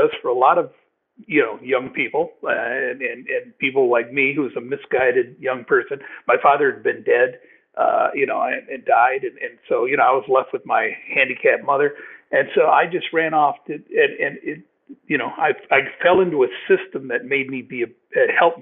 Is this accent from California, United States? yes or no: no; Moline, Illinois, United States; I grew up in, I said, rather isolated area. I was in the city limits of Moline, Illinois.